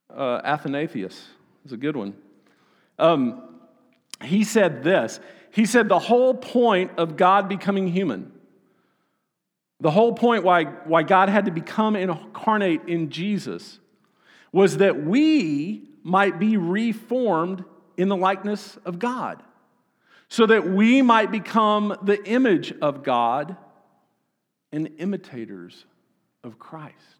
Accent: Austin, Texas, United States; I'm from Texas

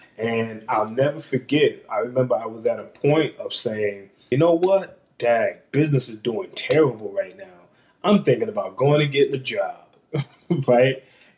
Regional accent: East Coast, United States; now in Columbus, United States; even though I'm in the Midwest and I'm from the East Coast and everything

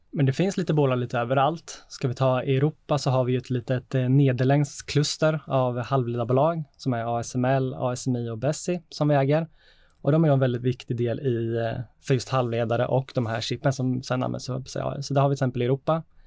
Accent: Sweden

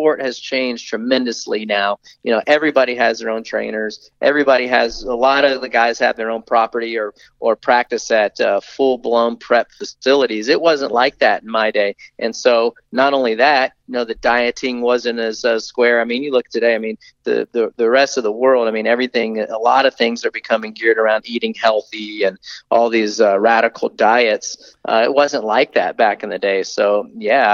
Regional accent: Tallahassee, Florida, United States; also born or lived in California; growing up in Tallahassee, Florida

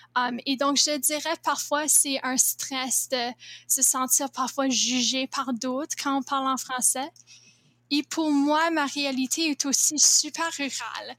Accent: Laurier, Manitoba, Canada; French is a second language; je suis en 11e année à l'école Jour de Plaine à le petit village de Laurier au Manitoba

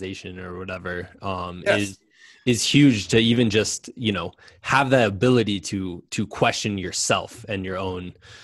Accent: Muscatine, Iowa, United States; being from Muscatine, Iowa

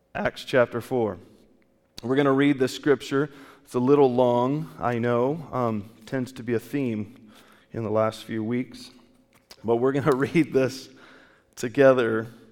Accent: California, United States; I grew up in California

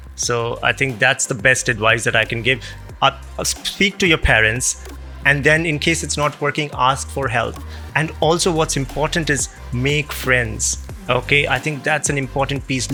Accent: India; moved away; I'm originally from India

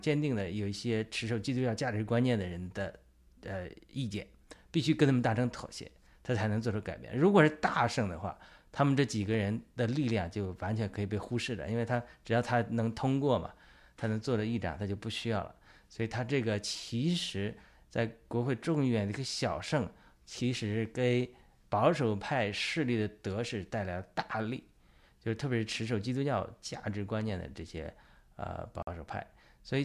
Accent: China; 就是对我们中国人来讲，对于我们爆料革命和我们的基督徒战友来讲，有什么启示？

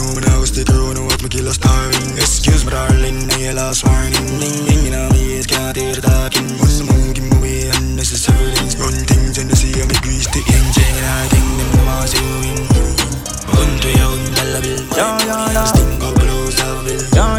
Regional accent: North Carolina, United States; I'm from North Carolina, boss.

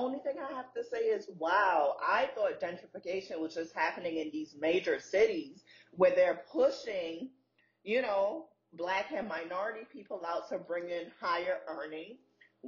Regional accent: New York City, New York, United States; moved away; being a girl growing up in Brooklyn

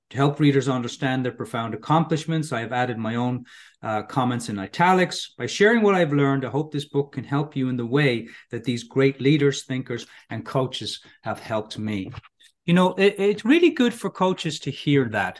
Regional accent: Ireland; moved away as an adult; now in California, United States; I grew up in Ireland

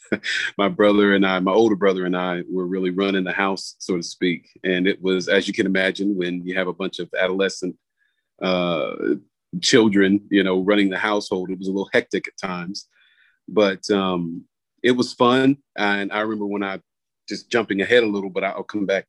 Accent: South Florida, United States; moved away as an adult; now in Raleigh, United States; I grew up in Florida, uh, South Florida to be exact

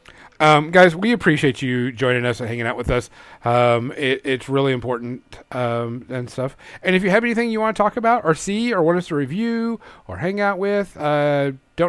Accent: Louisiana, United States; now in Arkansas, United States; It hasn't gotten super, super bad here in Arkansas, but I'm from Louisiana

